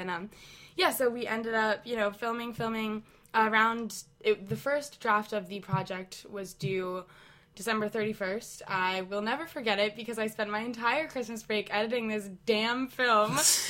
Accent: Connecticut, United States; moved away as an adult; I'm from Connecticut

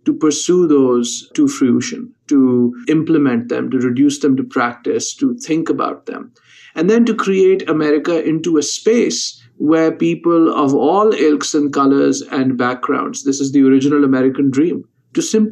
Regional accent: Lahore, Punjab, Pakistan; moved away as an adult; now in United States; I'm originally from Lahore, Pakistan, and I went to college very early at the age of 15

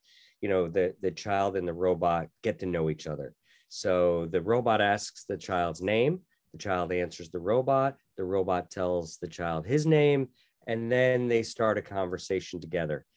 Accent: Wallingford, Connecticut, United States; moved away as an adult; also born or lived in Annapolis, Maryland / Tokyo, Japan; I was born and raised in Wallingford, Connecticut

